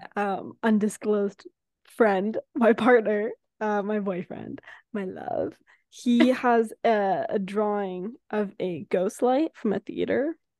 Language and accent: English; San Francisco, California, United States; now in Los Angeles, United States; we come from San Francisco